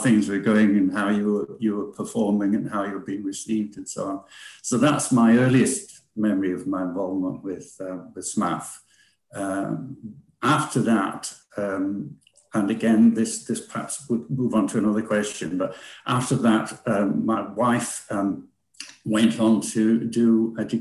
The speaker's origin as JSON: {"language": "English", "region": "Yorkshire and the Humber", "country": "United Kingdom", "tie": "born or raised there", "also_born_or_lived": "London / Germany / Thurso, Scotland", "moved": "as an adult", "lives_now": "Scotland, United Kingdom", "said": "I was born 1948, and I grew up in Yorkshire."}